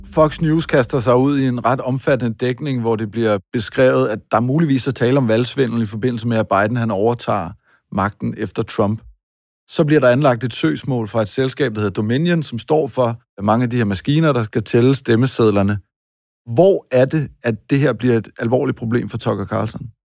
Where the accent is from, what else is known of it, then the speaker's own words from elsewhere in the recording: Denmark; os her hjemme i Danmark